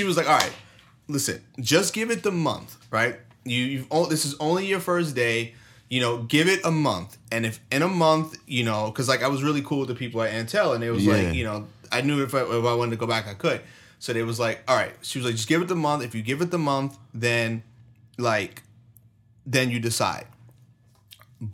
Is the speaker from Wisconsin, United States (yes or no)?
no; New York, United States; moved away; I'm from New York